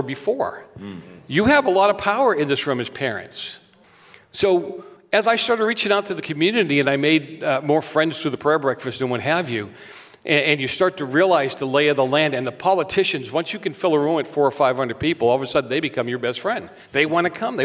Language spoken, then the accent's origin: English; Boston, Massachusetts, United States; now in California, United States; I'm from Boston